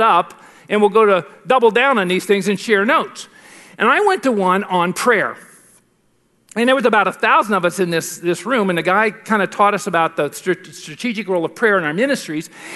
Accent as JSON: {"language": "English", "country": "United States", "said": "From the United States"}